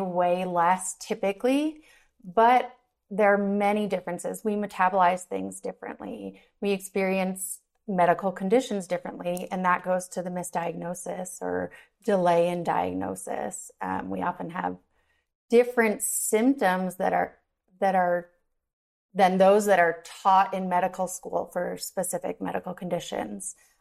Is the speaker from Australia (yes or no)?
no; New York, United States; now in Denver, United States; I'm originally from New York and now I live in Denver, Colorado.